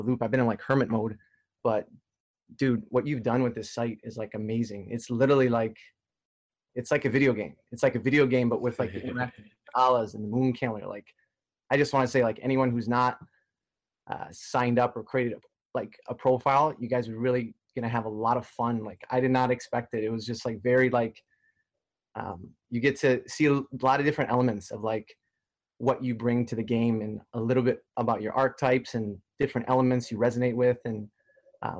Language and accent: English; Detroit, Michigan, United States; now in Toronto, Canada; I'm from Detroit, Michigan originally